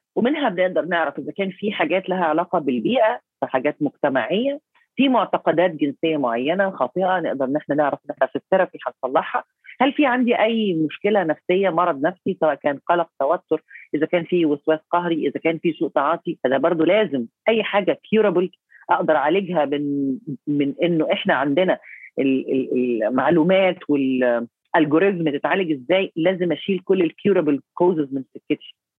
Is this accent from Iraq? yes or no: no; Egypt; عندنا في مصر